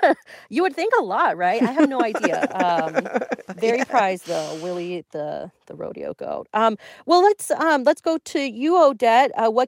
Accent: Florida, United States; I'm from Florida.

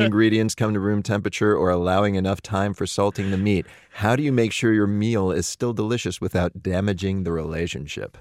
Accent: Pittsburgh, Pennsylvania, United States; my hometown of Pittsburgh

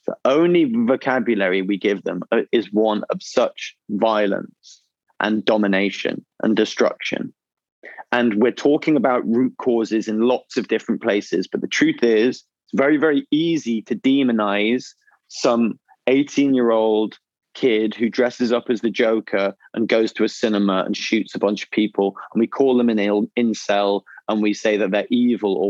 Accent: England, United Kingdom; as an English person

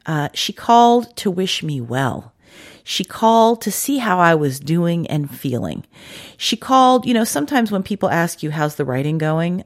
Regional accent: Washington, District of Columbia, United States; moved away; I grew up in Washington DC and it didn't get cold like

